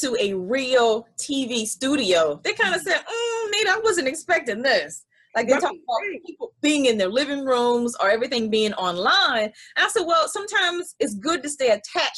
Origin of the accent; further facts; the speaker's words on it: South Carolina, United States; moved away as an adult; also born or lived in Virginia / East Coast; now in DMV area, United States; I'm originally from South Carolina